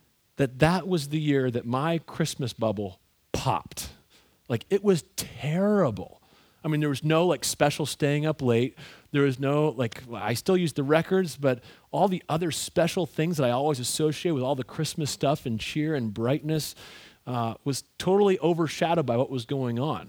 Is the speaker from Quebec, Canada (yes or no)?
no; Ontario, Canada; I grew up in Ontario, Canada